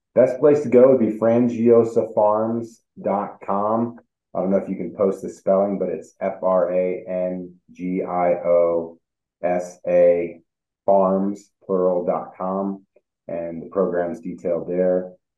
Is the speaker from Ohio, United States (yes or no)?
yes; Northwest Ohio, United States; now in Colorado, United States; when I was a kid, you know, I grew up in Northwest Ohio.